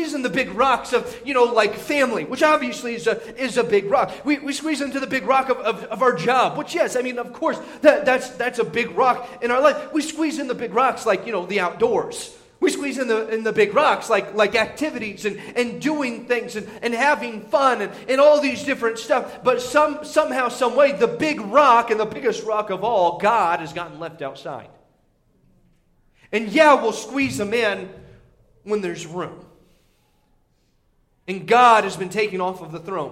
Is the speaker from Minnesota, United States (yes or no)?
no; Indiana, United States; moved away; whenever I was growing up in Indiana